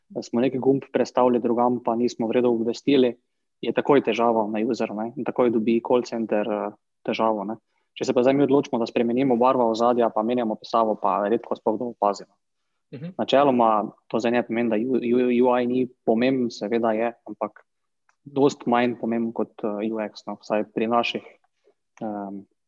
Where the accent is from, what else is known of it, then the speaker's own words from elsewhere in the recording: Makole, Slovenia; prihajam drugače z Makol